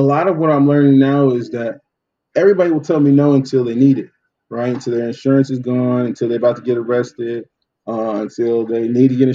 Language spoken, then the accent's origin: English; Oceanside, California, United States; growing up in Oceanside, I got my car insurance from Food for Less